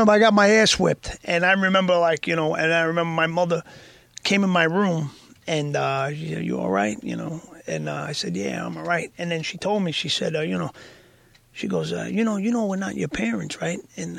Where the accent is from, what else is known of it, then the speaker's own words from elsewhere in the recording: Bogotá, Colombia; born there; I knew I was born in Bogota, Colombia.